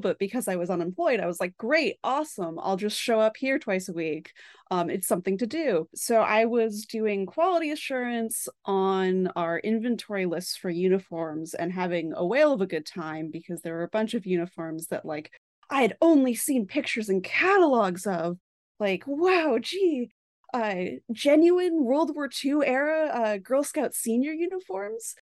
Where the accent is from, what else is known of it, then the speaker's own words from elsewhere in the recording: Boston, Massachusetts, United States; I am from the Boston area